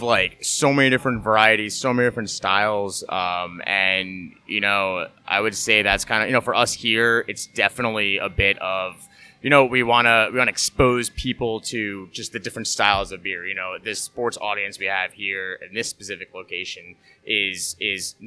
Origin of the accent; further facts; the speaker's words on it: Hudson Valley, New York, United States; my family's from Queens. I grew up in the Hudson Valley